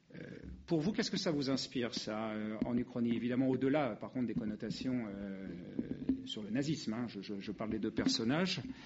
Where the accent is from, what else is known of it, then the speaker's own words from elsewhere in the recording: France; nous sommes français